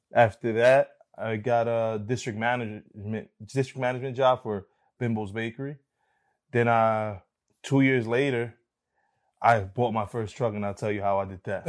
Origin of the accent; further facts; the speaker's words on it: Union City, New Jersey, United States; So I'm from New Jersey, Union City